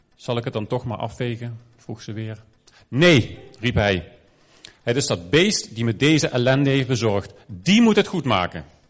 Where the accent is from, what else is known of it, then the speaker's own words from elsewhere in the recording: Maastricht, Limburg, Netherlands; moved away; Ik ben in Maastricht opgegroeid, voelde ook een beetje als een ander land.